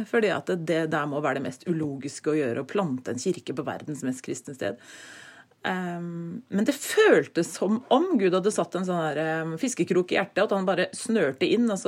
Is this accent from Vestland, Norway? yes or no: no; Treungen, Telemark, Norway; also born or lived in Bogotá, Colombia / Oslo; men jeg er født og oppvokst i Treungen i Telemark.